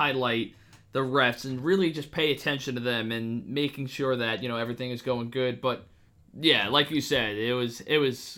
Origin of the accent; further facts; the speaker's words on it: Long Island, Nassau County, New York, United States; we're from Long Island, Nassau County. I won't specifically say the town, but we are from there